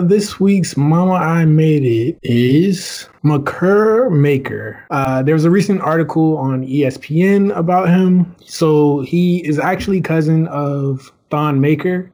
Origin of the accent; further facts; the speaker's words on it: Surry County, Virginia, United States; moved away as an adult; also born or lived in Brooklyn, New York; I'm from Surrey County, Virginia.